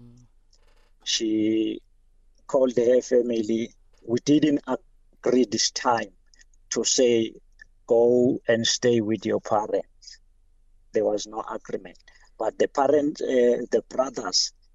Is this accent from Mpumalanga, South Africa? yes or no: yes; Nelspruit, Mpumalanga, South Africa; I'm from Nelly Spread